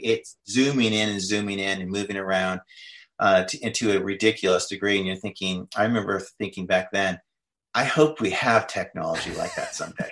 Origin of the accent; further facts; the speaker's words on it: United States; I'm an American